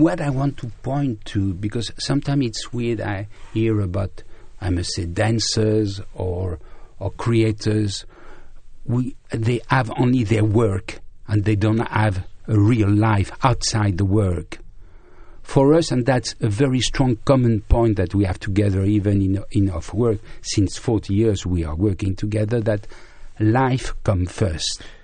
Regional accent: Brittany, France; I was born in Brittany, in the west of France, where there is a strong Celtic culture

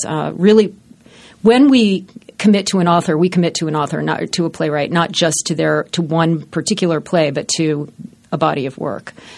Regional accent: Baltimore, Maryland, United States; In Baltimore. I grew up in Baltimore.

